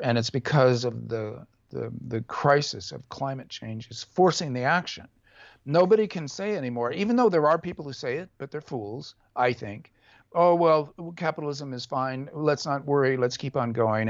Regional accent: California, United States; a nineteen seventies hippie leftist, California Buddhist, um, um, uh, American left winger

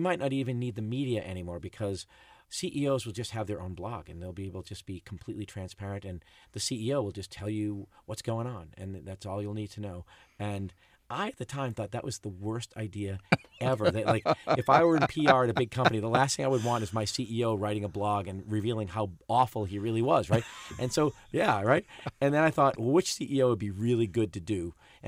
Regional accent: Boston, Massachusetts, United States; I grew up in Boston

